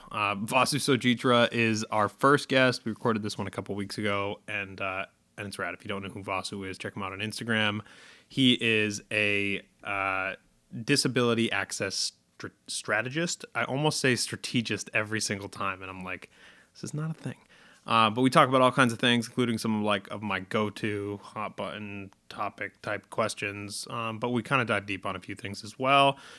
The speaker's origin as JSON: {"language": "English", "region": "Massachusetts", "country": "United States", "tie": "born or raised there", "said": "they are based in Massachusetts, which is, uh, my home state"}